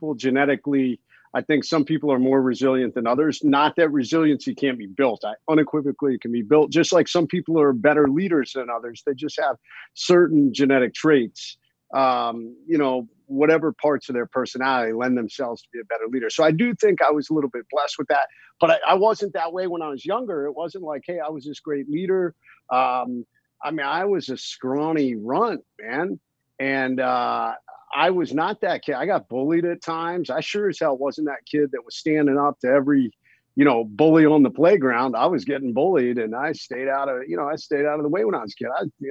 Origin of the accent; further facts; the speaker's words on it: Ohio, United States; I grew up watching football, I was from Ohio, watching the Cleveland Browns